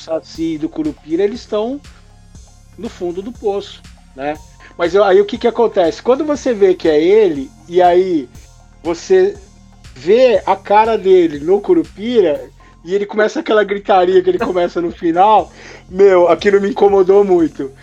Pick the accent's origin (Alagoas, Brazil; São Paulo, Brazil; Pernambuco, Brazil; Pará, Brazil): São Paulo, Brazil; Mauá; eu sou daqui de Mauá, em São Paulo